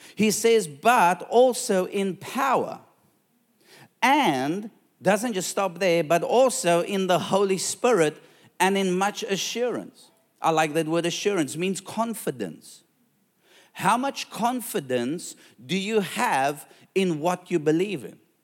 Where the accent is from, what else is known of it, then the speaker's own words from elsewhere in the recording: South Africa; now in Australia; I'm a South African